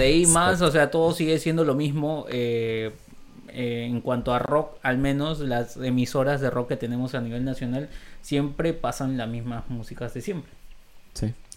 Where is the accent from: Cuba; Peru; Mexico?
Peru; somos peruanos y viajamos en Argentina